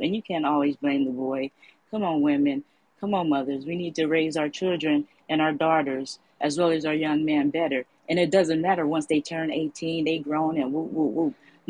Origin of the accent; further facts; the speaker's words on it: San Francisco, California, United States; I'm raised and born in Frisco. I'm from the Bay.